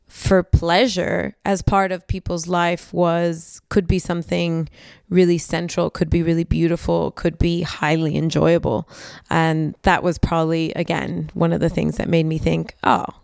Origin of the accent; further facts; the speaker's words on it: United States; America, I'm American.